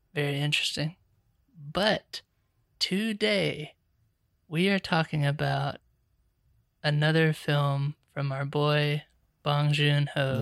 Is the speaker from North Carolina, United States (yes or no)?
yes; Charlotte, North Carolina, United States; I'm a writer director from Charlotte, North Carolina